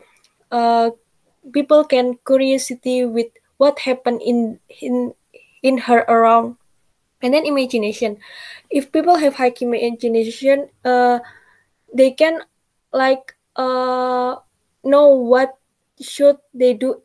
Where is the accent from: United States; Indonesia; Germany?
Indonesia; I'm from Indonesia. I'm studying in Brawijaya University.